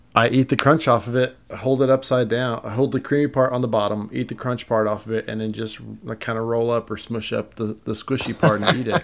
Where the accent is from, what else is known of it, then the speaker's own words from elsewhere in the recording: United States; I'm American